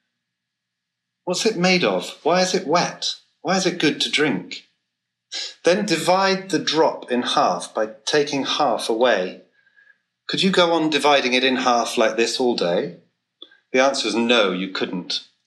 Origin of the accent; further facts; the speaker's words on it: England, United Kingdom; I'm from England